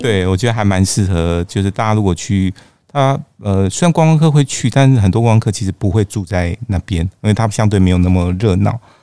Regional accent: Taiwan; 我们台湾人还蛮喜欢的巴厘岛

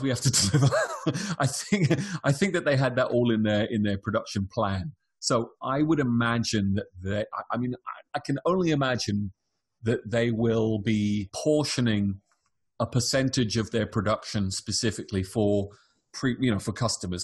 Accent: United Kingdom; moved away as an adult; now in California, United States; I'm British, I've come to America.

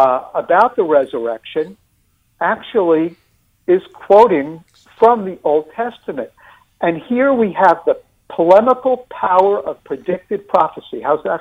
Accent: New York, United States; accent: New York; Forgive my New York accent.

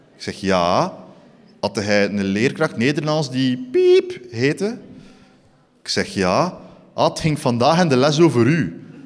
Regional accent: Eeklo, Flanders, Belgium; also born or lived in Ghent; ik kom origineel van Eeklo

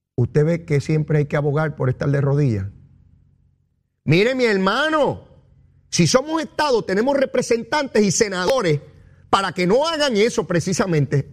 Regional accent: Puerto Rico; tan boricuas como ustedes y como yo

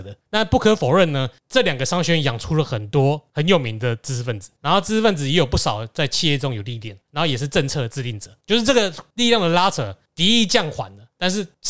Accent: Taiwan; 因为我们台湾人去拜神几乎都是要这样子，我们去拜拜就是要回报

